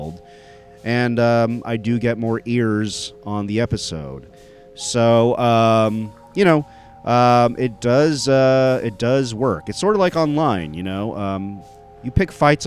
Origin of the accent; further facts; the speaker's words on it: Dallas-Fort Worth area, Texas, United States; my hometown of the Dallas-Fort Worth area